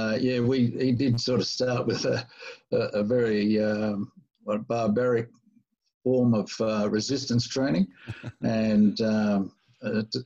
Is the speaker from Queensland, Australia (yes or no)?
no; Newcastle, New South Wales, Australia; moved away as an adult; also born or lived in Sydney / Hawaii; I grew up in Newcastle, which is about 200 Ks north of Sydney